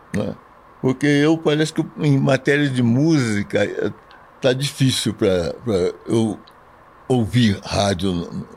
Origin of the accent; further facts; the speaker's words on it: Lavras, Minas Gerais, Brazil; now in São Paulo, Brazil; em Lavras, quando era moleque, eu trabalhava na Praça de Esportes